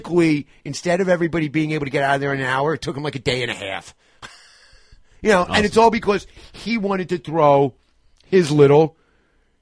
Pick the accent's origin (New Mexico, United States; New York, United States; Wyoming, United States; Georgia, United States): New York, United States; moved away; as a New Yorker. I mean, my mom lives right down the block from there